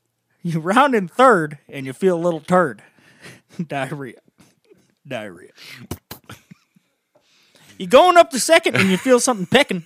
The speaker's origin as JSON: {"language": "English", "area": "near Woodstock", "region": "Illinois", "country": "United States", "tie": "born or raised there", "said": "right next door to my hometown"}